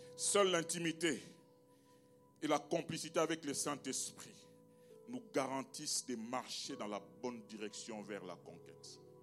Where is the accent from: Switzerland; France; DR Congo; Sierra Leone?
DR Congo; je viens du Congo